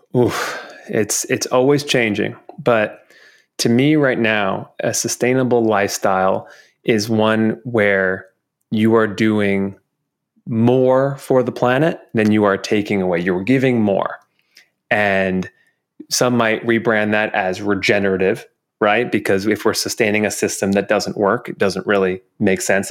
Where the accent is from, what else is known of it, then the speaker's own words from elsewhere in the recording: New York, United States; growing up in New York, you know, we'd go see a Broadway show